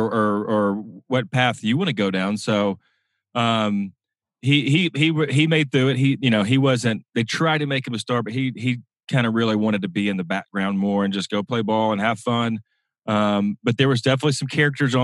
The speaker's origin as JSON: {"language": "English", "town": "Birmingham", "region": "Alabama", "country": "United States", "tie": "born or raised there", "said": "from Alabama, I grew up in Birmingham, went to a big-time football high school called Hoover High School"}